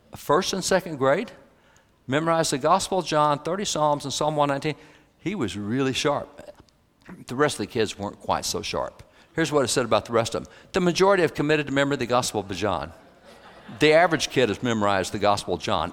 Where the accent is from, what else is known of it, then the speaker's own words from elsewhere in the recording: Texas, United States; I'm a cowboy from Texas.